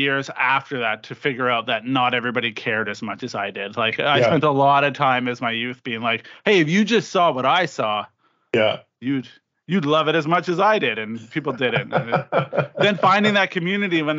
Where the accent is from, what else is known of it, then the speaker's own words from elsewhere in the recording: Regina, Saskatchewan, Canada; growing up in Regina, Saskatchewan